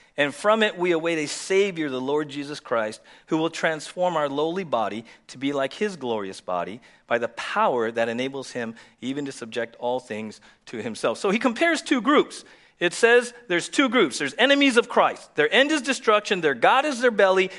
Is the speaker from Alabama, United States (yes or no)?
no; San Diego, California, United States; We were born and raised in the States